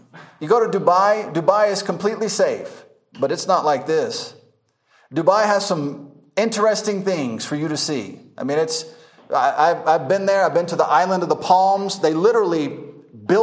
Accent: United States; moved away; also born or lived in Masaka, Uganda; I'm an American

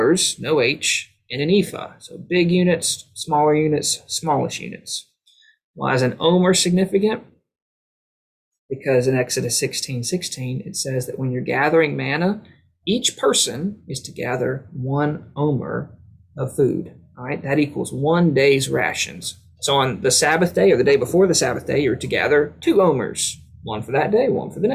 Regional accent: Tifton, Georgia, United States; my hometown, Tifton

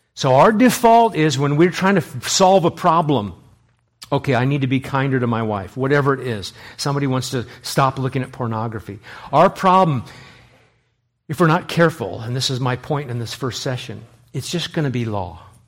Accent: Los Angeles, California, United States; when I was growing up in Los Angeles

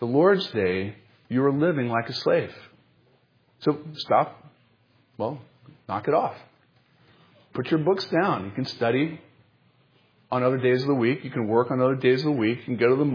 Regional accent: North Carolina, United States; when I was a little kid growing up in North Carolina

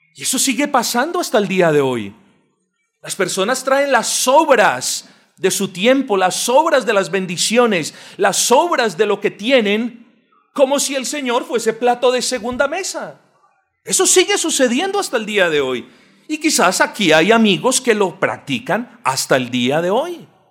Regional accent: Colombia; este pueblo colombiano, y yo me incluyo ahí porque naturalmente lo soy

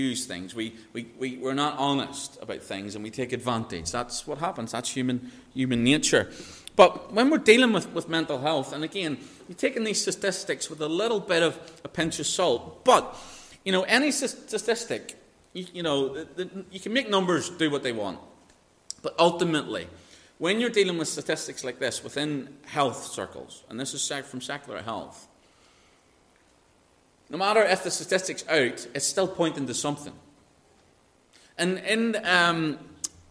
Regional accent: Northern Ireland, United Kingdom; I was raised in Northern Ireland.

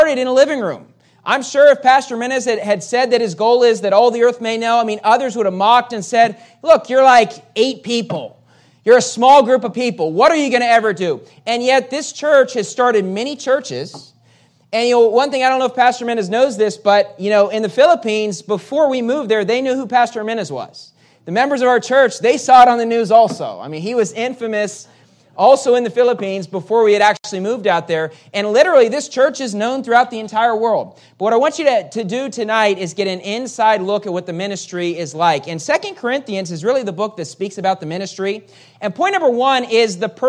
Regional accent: West Virginia, United States; moved away as an adult; also born or lived in California; I'm from West Virginia, and which is very different than California.

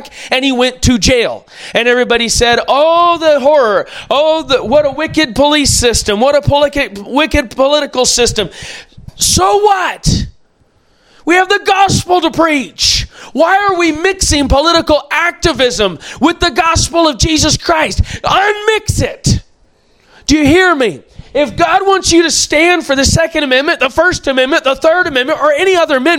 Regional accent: United States; as American citizens

